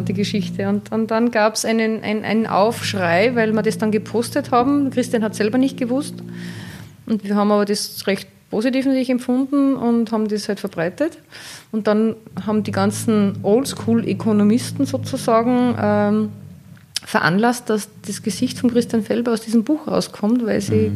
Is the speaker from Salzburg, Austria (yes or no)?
yes; Salzburg, Austria; bei uns in Salzburg